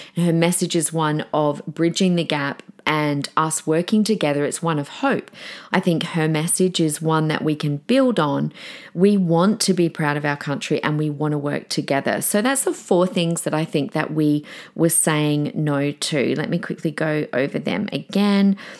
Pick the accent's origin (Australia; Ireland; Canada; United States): Australia; Adelaide, South Australia; now in Brisbane, Australia; in Adelaide, where I was from